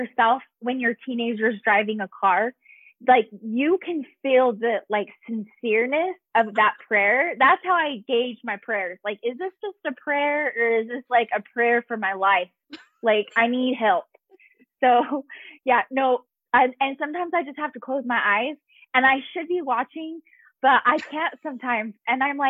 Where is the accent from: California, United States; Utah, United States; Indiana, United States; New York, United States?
Utah, United States; moved away as an adult; also born or lived in Virginia / Texas; now in Colorado Springs, United States; we're originally from Utah. So we have our main roots and family is all in Utah